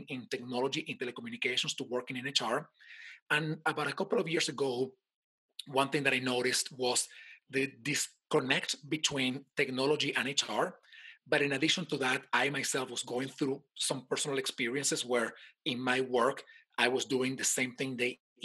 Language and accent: English; Caracas, Capital District, Venezuela; now in United States; I live right now in the United States. I'm from Venezuela, in case somebody didn't notice my accent. And I was born in Caracas.